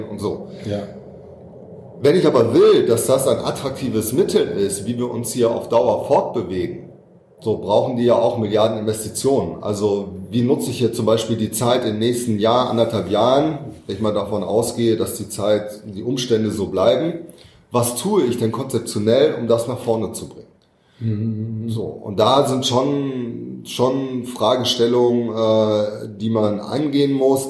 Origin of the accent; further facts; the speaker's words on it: Düsseldorf, North Rhine-Westphalia, Germany; in meiner Heimatstadt